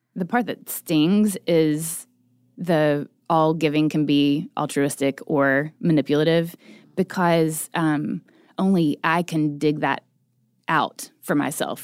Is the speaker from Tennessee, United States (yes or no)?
yes; Chattanooga, Tennessee, United States; now in Nashville, United States; I am originally from East Tennessee. I grew up in Chattanooga.